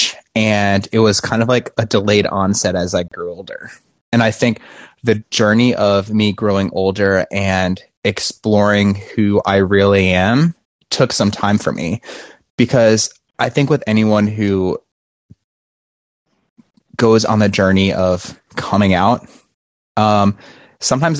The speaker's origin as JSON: {"language": "English", "region": "Rhode Island", "country": "United States", "tie": "born or raised there", "moved": "yes", "lives_now": "Florida, United States"}